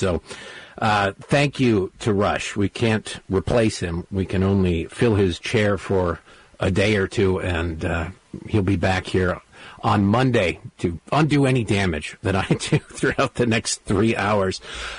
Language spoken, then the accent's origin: English; Redford, Michigan, United States; Grew up in a small town called Redford that nobody's ever heard of. It's easier to just say to Detroit because it's six blocks outside of Detroit off of 8 Mile Road.